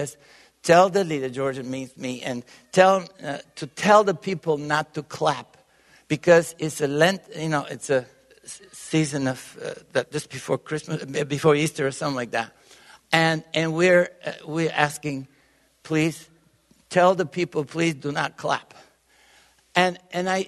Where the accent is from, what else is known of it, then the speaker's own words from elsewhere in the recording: Bulgaria; English is a second language; also born or lived in Tyler, Texas; now in Texas, United States; I was born in Bulgaria. And raised within the communist countries